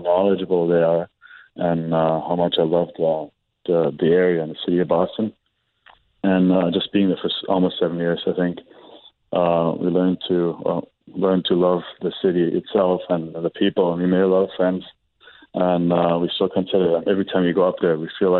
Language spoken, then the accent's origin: English; Germany; moved away as an adult; growing up in Germany